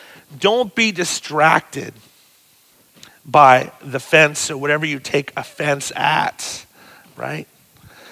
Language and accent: English; Pennsylvania, United States; Pennsylvania, my home state too